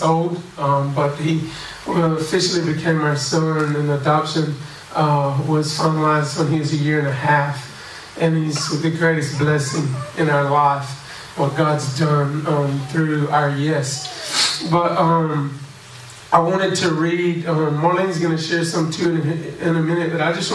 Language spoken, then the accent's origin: English; Alabama, United States; accent: country; moved away as an adult; now in Mozambique; I'm from Alabama. We speak a little country down there